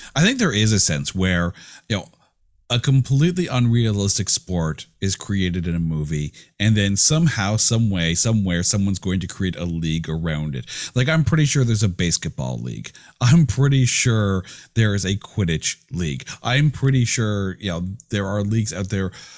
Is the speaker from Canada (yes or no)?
yes; Canada; I'm Canadian